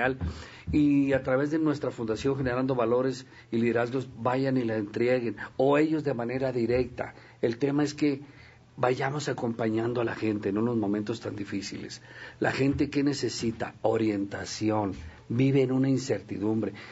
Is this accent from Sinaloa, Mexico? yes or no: yes; Sinaloa, Mexico; como somos los sinaloenses